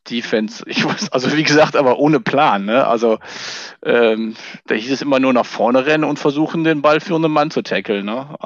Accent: North Rhine-Westphalia, Germany; ich komme ja aus dem Siebengebirge, da lebe ich auch heute noch und da spielt man entweder Fußball oder Tischtennis oder beides.

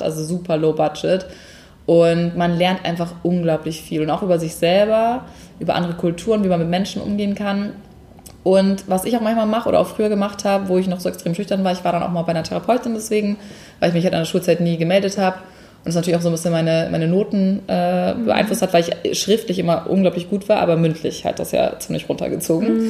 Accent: Hamburg, Germany; moved away as an adult; also born or lived in Munich; ich komme eigentlich aus Hamburg ursprünglich und ähm, bin 2009 nach meinem Abi für ein Praktikum nach München gezogen

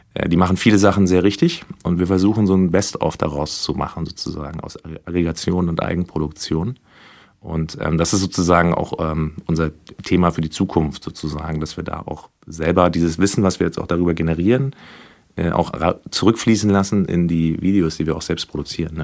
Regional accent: Berlin, Germany; Ich komme hier aus Berlin. Ich bin sogar hier um die Ecke aufgewachsen

